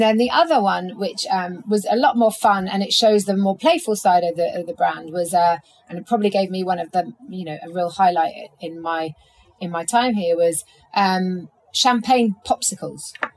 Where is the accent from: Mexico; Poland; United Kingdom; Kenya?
United Kingdom; London; as a Londoner